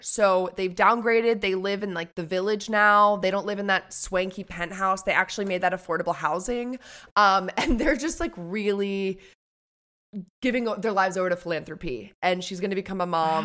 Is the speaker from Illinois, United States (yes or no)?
no; New York City, New York, United States; I grew up on the Upper West Side